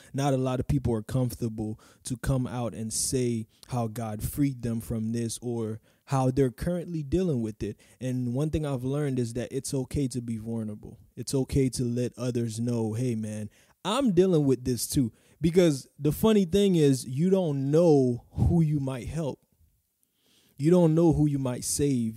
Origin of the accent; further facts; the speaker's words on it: Haiti; moved away; I was probably eight, nine, or ten in Haiti. I'm from Haiti.